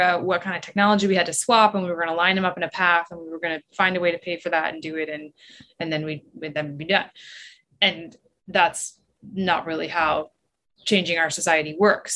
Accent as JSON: {"language": "English", "region": "southern Ontario", "country": "Canada", "tie": "born or raised there", "said": "I grew up on Lake Ontario. Um, so I've always lived in, in southern Ontario and I grew up in Williams Treaty Territory"}